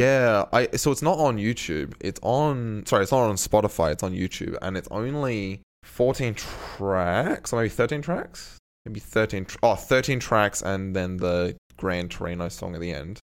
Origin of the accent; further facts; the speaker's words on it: Australia; we're Australian